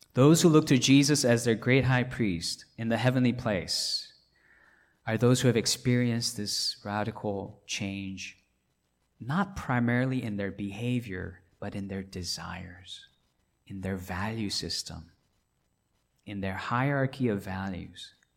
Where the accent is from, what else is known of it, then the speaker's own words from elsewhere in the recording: Hong Kong; now in Atlanta, United States; I grew up in Hong Kong